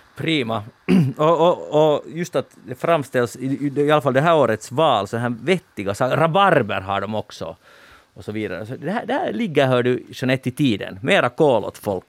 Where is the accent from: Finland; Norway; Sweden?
Finland; som finlandssvensk